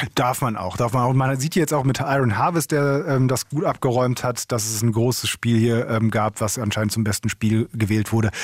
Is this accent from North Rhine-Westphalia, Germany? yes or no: yes; Essen, North Rhine-Westphalia, Germany; in meiner Heimatstadt in Essen